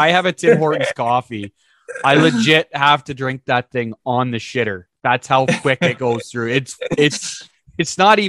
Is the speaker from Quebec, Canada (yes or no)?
no; Uxbridge, Ontario, Canada; I'm from Uxbridge, Ontario